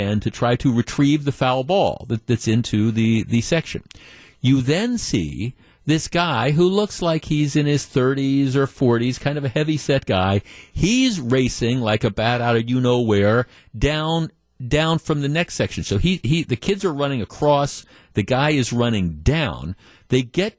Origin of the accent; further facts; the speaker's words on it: Baltimore, Maryland, United States; moved away; in Baltimore, my hometown